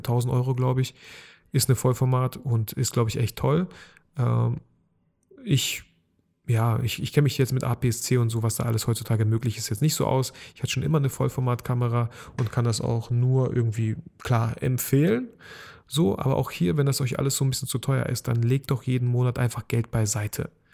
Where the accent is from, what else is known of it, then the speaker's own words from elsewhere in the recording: Bielefeld, North Rhine-Westphalia, Germany; ich komme auch aus Bielefeld